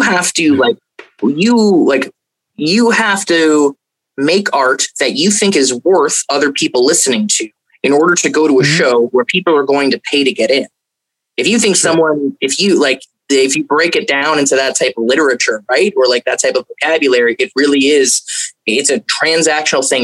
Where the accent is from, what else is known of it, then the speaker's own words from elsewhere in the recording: Fort Lauderdale, Florida, United States; also born or lived in King City, Ontario, Canada; I grew up in Fort Lauderdale, Florida.